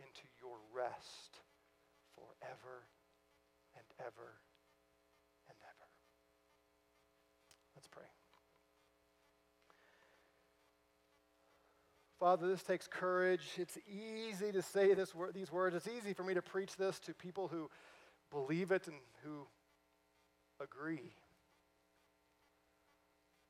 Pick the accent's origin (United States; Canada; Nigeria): United States; St. Louis, Missouri; moved away; I'm from St. Louis originally